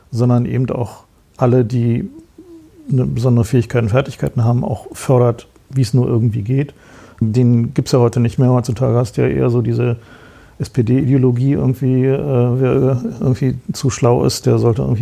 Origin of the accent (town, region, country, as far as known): East Germany, Germany